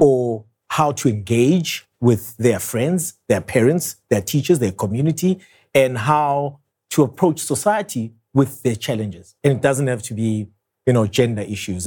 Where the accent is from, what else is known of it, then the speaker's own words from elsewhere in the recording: Soweto, Gauteng, South Africa; I grew up in Soweto. I'm a Soweto boy